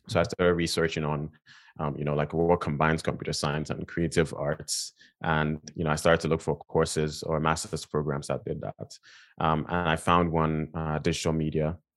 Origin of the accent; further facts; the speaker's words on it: Nigeria; now in United States; I grew up in, in Nigeria, um, I'm from Nigeria. I was born and raised there